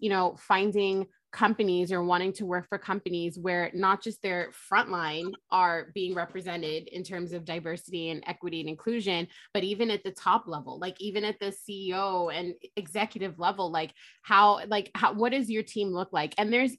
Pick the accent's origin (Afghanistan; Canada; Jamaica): Jamaica; Why am I not bringing my pride about my culture, right? Being Jamaican and like who I am.